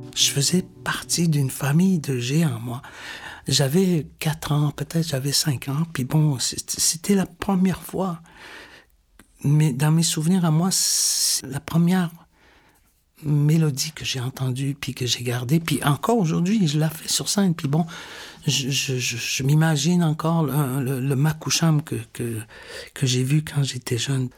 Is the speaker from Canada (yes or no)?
yes; Newfoundland and Labrador, Canada; moved away; moi, je suis né au Labrador. Je suis né très loin d'ici, très loin de Manutenam, au nord complètement